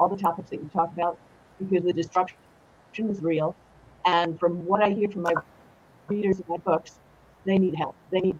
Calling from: Los Angeles, California, United States; I'm calling in from Los Angeles

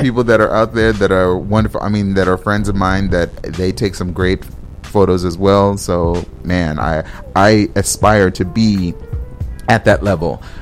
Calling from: Minneapolis, Minnesota, United States; I'm calling from Minneapolis

